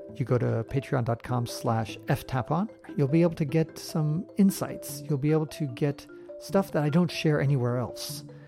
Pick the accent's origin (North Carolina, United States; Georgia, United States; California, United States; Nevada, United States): California, United States; San Francisco; moved away as an adult; also born or lived in Eastern Europe; was born and raised in San Francisco